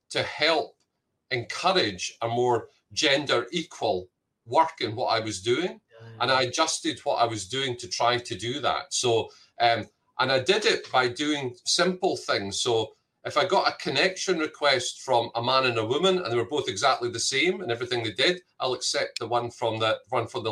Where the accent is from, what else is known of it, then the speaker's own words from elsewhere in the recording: Scotland, United Kingdom; moved away; I'm Scottish